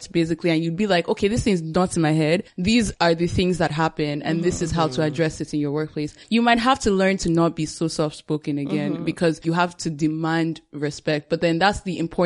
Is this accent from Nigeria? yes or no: yes; Nigeria; growing up as a Nigerian woman